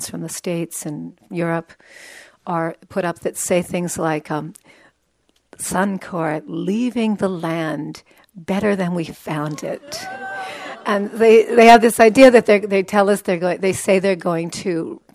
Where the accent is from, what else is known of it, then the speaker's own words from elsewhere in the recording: Alberta, Canada; I'm from Alberta.